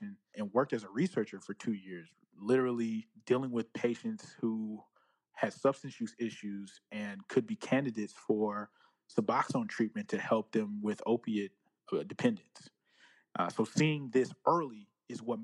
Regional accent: Northern California, United States; I'm from Northern California.

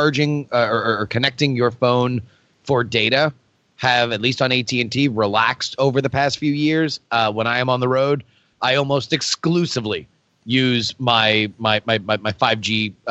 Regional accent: Florida, United States; moved away; my home state of Florida

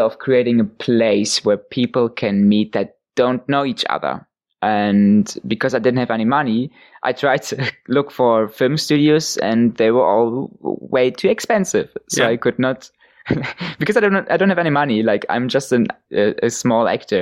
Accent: Hamburg, Germany; one church in my hometown

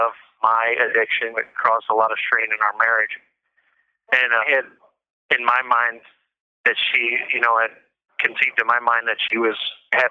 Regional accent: St. Louis, Missouri, United States; I grew up in St. Louis, Missouri

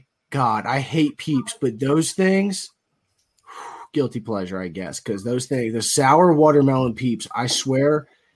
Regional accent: Georgia, United States; I am from Georgia.

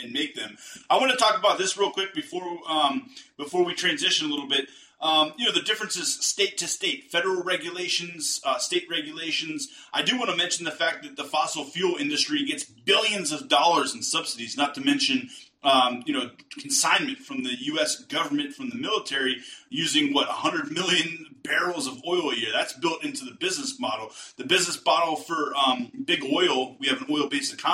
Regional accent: East Coast, United States; moved away as an adult; now in Texas, United States; a lifelong East Coaster before I moved to Texas

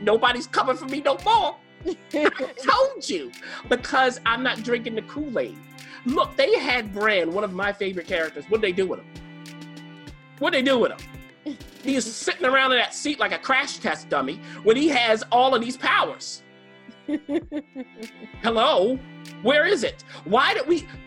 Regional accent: Baltimore, Maryland, United States; I'm from Baltimore City

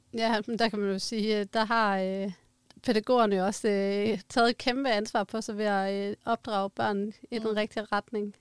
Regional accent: Denmark; vi som danskere

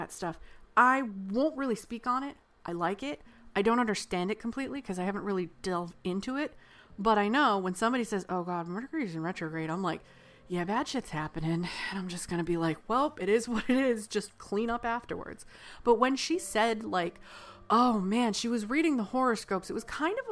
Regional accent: United States; I'm American

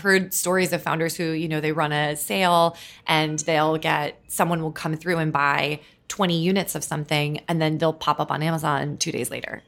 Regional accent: Minnesota, United States; moved away as an adult; also born or lived in California; now in New York, United States; growing up in Minnesota

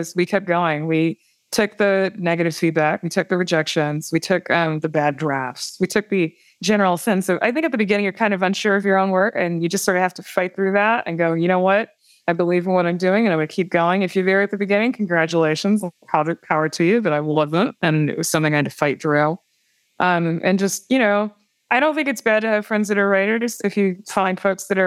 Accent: Wisconsin, United States; moved away; when I was growing up in Wisconsin

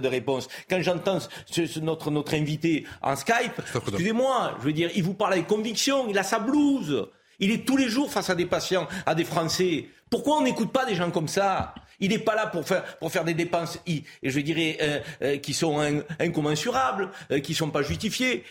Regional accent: France; en tant que Français

